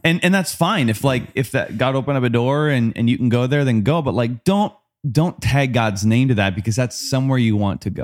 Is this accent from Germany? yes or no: no; Wisconsin, United States; growing up, I grew up in Wisconsin.